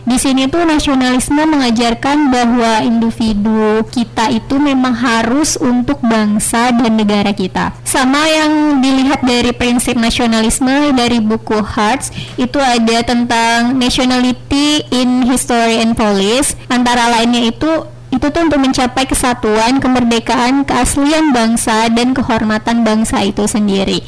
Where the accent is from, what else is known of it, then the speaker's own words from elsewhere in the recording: North Sumatra, Indonesia; moved away as an adult; now in Natuna, Indonesia; Asal saya dari Sumatera Utara